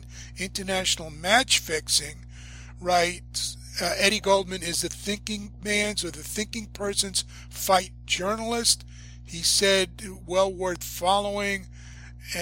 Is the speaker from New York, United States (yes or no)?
yes; New York, United States; I'm a New Yorker. I grew up with it